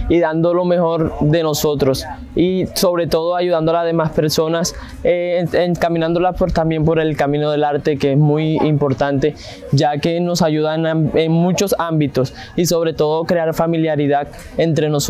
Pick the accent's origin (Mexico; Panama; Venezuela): Venezuela; moved away; Eh, todo empezó cuando llegué de Venezuela.